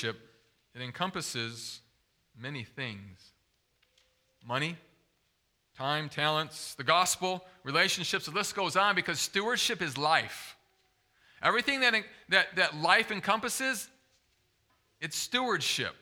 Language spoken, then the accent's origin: English; Zeeland, Michigan, United States; I grew up in West Michigan, over by Zeeland